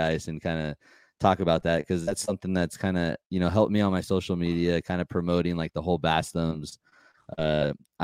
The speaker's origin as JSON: {"language": "English", "region": "California", "country": "United States", "said": "we're from California"}